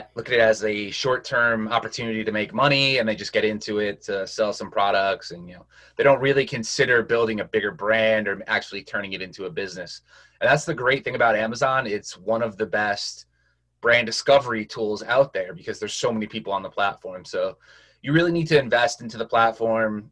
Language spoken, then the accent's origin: English; Connecticut, United States; I'm from Connecticut